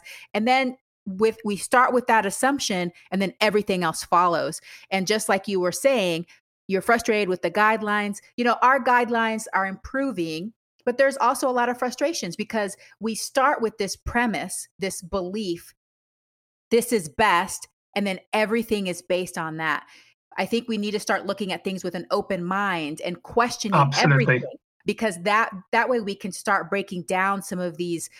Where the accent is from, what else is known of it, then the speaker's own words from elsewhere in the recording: Panama; moved away; I'm originally from Panama